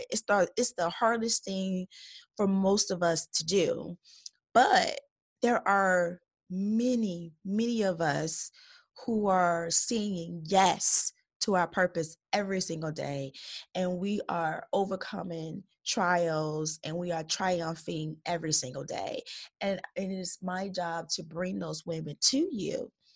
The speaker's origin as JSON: {"language": "English", "town": "Chicago Heights", "region": "Illinois", "country": "United States", "tie": "born or raised there", "said": "I was born and raised in Chicago Heights, Illinois"}